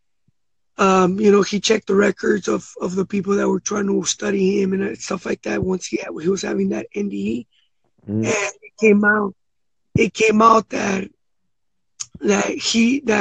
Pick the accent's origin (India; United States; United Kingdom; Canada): United States; Los Angeles, California; I grew up in South Central Watts